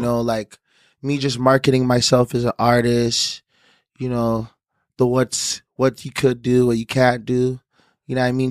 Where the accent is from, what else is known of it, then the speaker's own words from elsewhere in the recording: Toronto, Ontario, Canada; I actually was from there